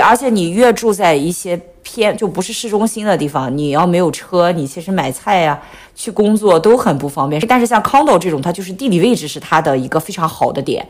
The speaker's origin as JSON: {"language": "Chinese", "country": "China", "said": "和我们中国人的这个分区概念不一样"}